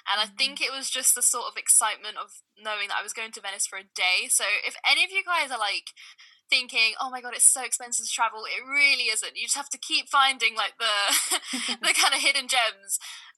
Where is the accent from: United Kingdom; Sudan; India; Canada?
Sudan; quite similarly to what happened in my home country, which is Sudan.